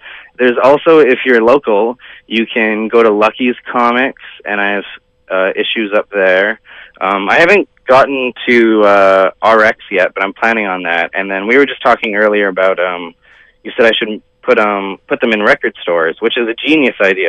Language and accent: English; Yukon, Canada; moved away as an adult; now in Vancouver, Canada; I'm originally from the Yukon, born and raised there. I've honestly only lived in Vancouver for the past year and a half.